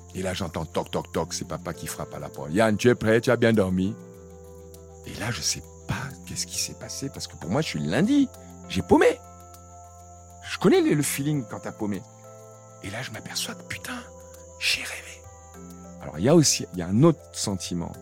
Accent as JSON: {"language": "French", "country": "Cameroon", "tie": "born or raised there", "moved": "yes", "said": "je viens d'un petit village euh, du Cameroun"}